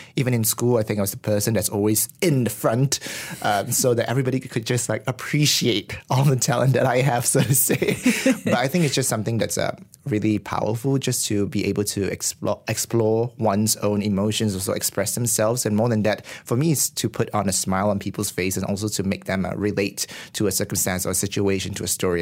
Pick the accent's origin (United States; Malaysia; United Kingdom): Malaysia